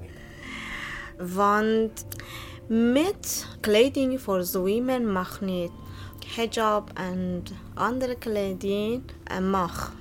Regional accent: Bandar Abbas, Hormozgan, Iran; Dutch is a second language; moved away as an adult; now in Netherlands; Ik ben van Zoutira. Ja, mijn stad, de naam eh, is Bandar Abbas.

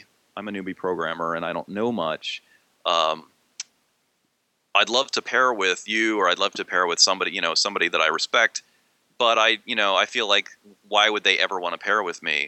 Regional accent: Maryland, United States; now in Pennsylvania, United States; I grew up in Maryland, but it's only like 50 miles away from where I live now

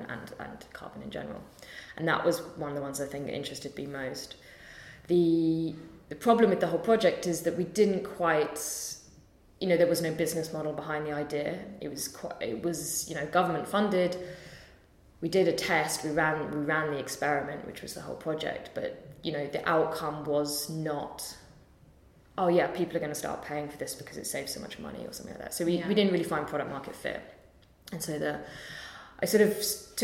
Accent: London, United Kingdom; I'm from London so I could live at home

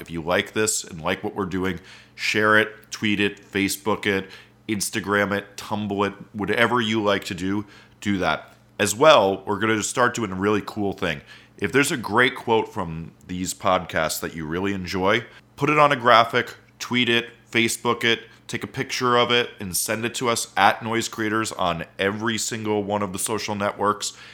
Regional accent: Montclair, New Jersey, United States; I grew up in Montclair

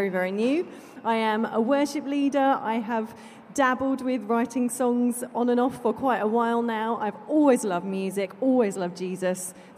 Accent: Essex, East of England, United Kingdom; moved away as an adult; I am actually an Essex girl, born and bred. But 12 years ago, God called my family and I to move up to Sutton Coalfield in Birmingham

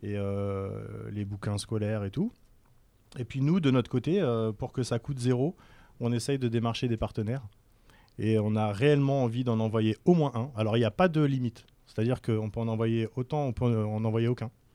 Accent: France; moved away as an adult; also born or lived in Algiers, Algeria / United States / Singapore / Malaysia; now in Algeria; moi je suis né à Sidi Mohamed, mes parents quittaient l'Algérie, j'avais un an. Voilà, j'ai eu la chance de faire mes études en France, de grandir en France

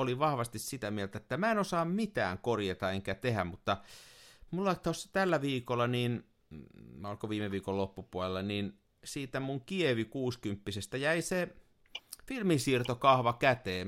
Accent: Tampere, Pirkanmaa, Finland; also born or lived in Turku

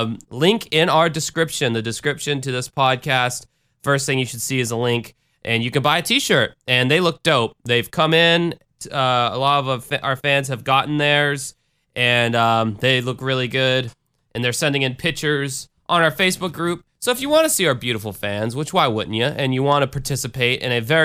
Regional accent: the South, United States; I'm from the South, motherfucker, and we like our trucks big, and we like our beers cold, all right?

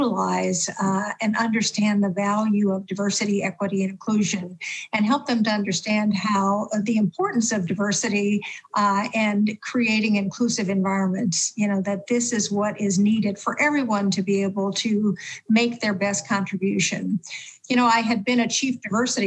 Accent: Louisiana, United States; also born or lived in Abbeville, Louisiana; I grew up in Jim Crow, Louisiana

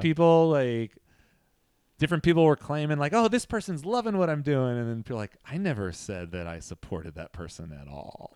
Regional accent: Central Valley, California, United States; I'm from the Central Valley.

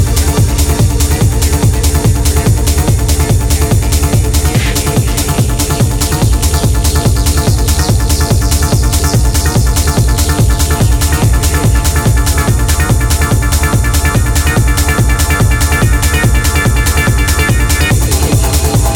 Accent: Australia; also born or lived in Brisbane, Australia; I'm from Australia

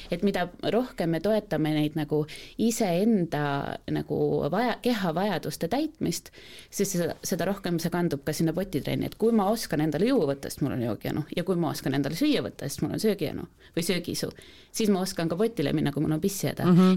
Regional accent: Estonia; me oleme eestlased

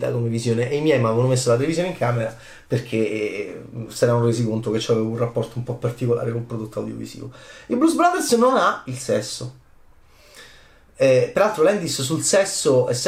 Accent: Rome, Lazio, Italy; nel quartiere eh, assurdo in cui sono cresciuto a Roma

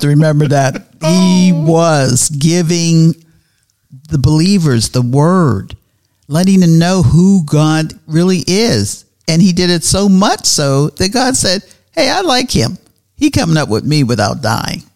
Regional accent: Pittsburgh, Pennsylvania, United States; now in Tallahassee, United States; I'm originally from Pittsburgh, Pennsylvania

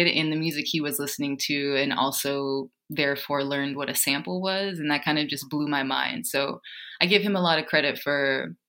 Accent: Ohio, United States; moved away; also born or lived in Cleveland; I'm originally from Ohio

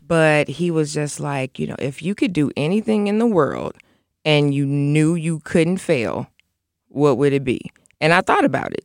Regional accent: Aurora, Illinois, United States; I'm from Aurora. So a lot of my friends that I went to elementary school with, I'm still friends with like my second grade class

